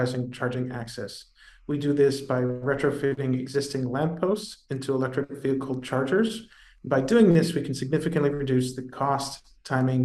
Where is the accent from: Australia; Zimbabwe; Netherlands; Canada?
Canada; Toronto, Ontario; moved away as an adult; also born or lived in New York City; I'm originally Canadian, from Toronto, grew up there